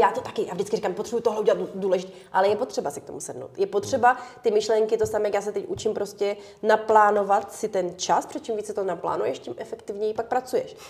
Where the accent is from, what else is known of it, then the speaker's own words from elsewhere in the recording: Ukraine; moved away; my jsme ještě Ukrajinci